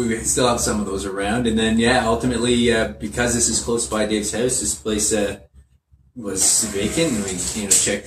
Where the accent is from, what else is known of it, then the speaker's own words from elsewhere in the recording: Toronto, Ontario, Canada; moved away as an adult; also born or lived in Calgary; now in Ottawa, Canada; I grew up in Toronto